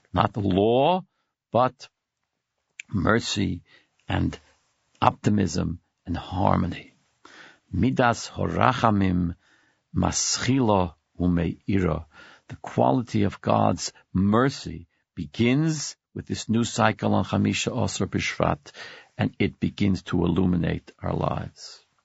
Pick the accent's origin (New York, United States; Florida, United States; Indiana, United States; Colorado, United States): New York, United States; Brooklyn; now in Manhattan, United States; I was born and brought up in Brooklyn. I live in Manhattan now